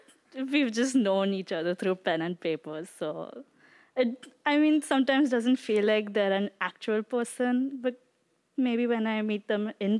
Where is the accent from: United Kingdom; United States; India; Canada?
India; Mumbai, Maharashtra; I'm from India.